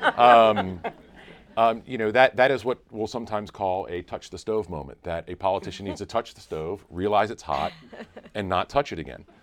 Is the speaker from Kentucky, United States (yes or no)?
no; North Carolina, United States; I grew up in North Carolina